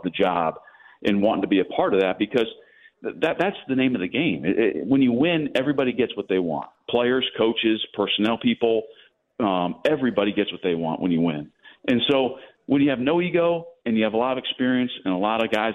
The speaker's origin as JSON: {"language": "English", "region": "Pennsylvania", "country": "United States", "moved": "yes", "said": "we're both from Pennsylvania"}